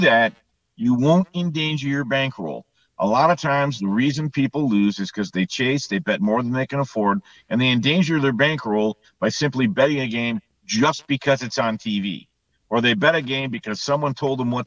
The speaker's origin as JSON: {"language": "English", "region": "Southern California", "country": "United States", "tie": "born or raised there", "said": "when I grew up in Southern California"}